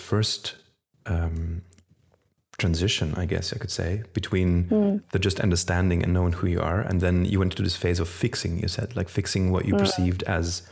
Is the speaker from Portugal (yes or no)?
no; Flanders, Belgium; I grew up in Flanders in Belgium.